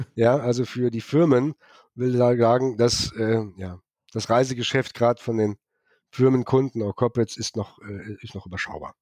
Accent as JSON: {"language": "German", "region": "Rhineland", "country": "Germany", "moved": "yes", "lives_now": "Kelsterbach, Germany", "said": "ich bin ja Rheinländer"}